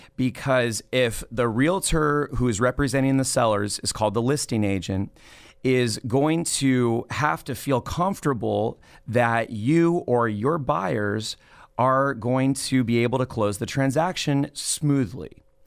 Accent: Los Angeles, California, United States; moved away as an adult; also born or lived in Playa Vista, Los Angeles; now in Fresno, United States; I was born in Tarzana in the San Fernando Valley, and I grew up there

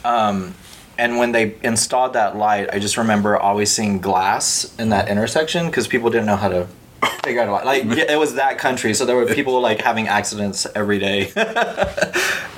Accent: Palacios, Texas, United States; I'm from a little bitty town on the Gulf Coast of Texas called Palacios or Palacios

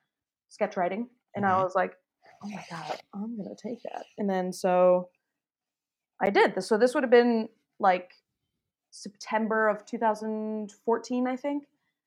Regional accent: Detroit, Michigan, United States; So I am from Michigan, Detroit area.

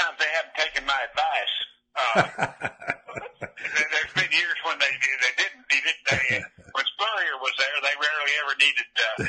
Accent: Terrell, Texas, United States; born or raised there

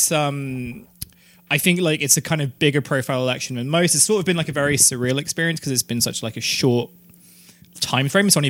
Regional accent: London, United Kingdom; I come from London

